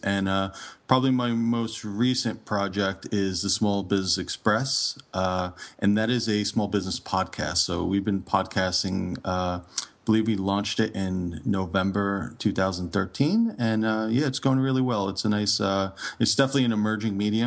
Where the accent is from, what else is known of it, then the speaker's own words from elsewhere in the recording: United States; also born or lived in Toronto, Canada; born and raised in the States